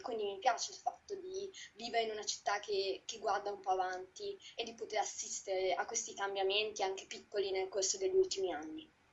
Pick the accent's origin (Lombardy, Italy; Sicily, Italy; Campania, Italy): Lombardy, Italy; Varese; moved away as an adult; now in Trento, Italy; io vengo da Varese.